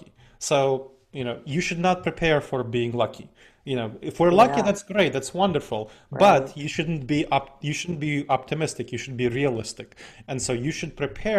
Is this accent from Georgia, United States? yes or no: no; Columbus, Ohio, United States; my hometown of Columbus, Ohio.